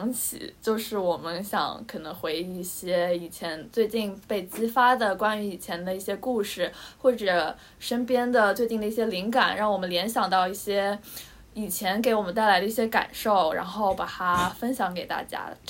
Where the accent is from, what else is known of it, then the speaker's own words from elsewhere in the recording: Shanghai, China; 因为我是在上海出生嘛